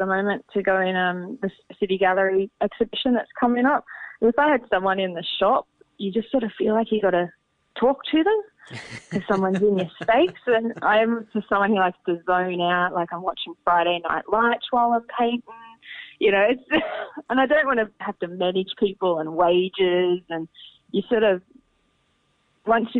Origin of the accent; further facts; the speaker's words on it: Berry, New South Wales, Australia; I grew up on a farm. I grew up just outside Berry on a farm